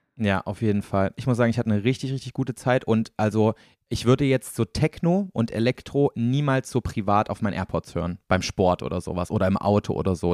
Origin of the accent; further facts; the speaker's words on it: Thuringia, Germany; moved away; hier quasi in meiner Heimat in Thüringen